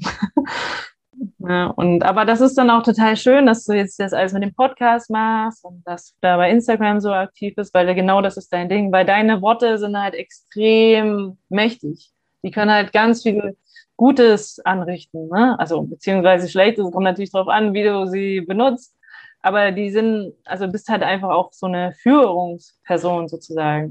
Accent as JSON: {"language": "German", "region": "Hamburg", "country": "Germany", "moved": "yes", "said": "wir kommen ja beide aus Hamburg"}